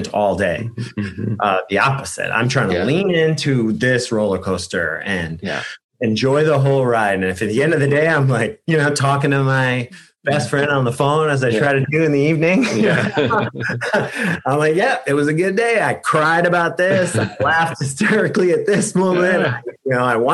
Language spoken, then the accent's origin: English; New York City, New York, United States; also born or lived in Bronx; now in San Diego, United States; I'm a New Yorker